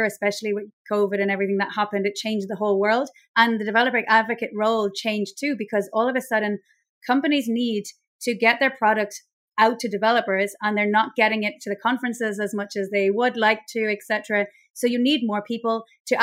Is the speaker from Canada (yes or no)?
no; Ireland; accent: Irish; now in Mallorca, Spain; I'm basically based in Mallorca in Spain, but I'm Irish, as you can probably tell by my accent